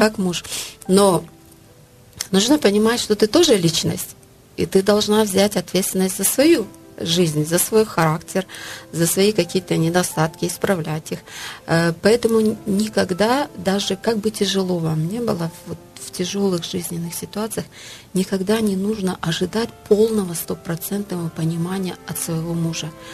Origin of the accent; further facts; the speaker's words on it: Tajikistan; Это культура, в которой я выросла, в Средней Азии, в Таджикистане